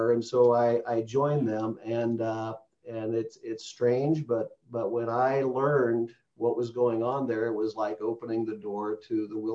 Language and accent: English; Midwest, United States; So I'm a, uh, I'm a Midwesterner, um, lived in a lot of different places, but uh, I, re- I reside in Chicagoland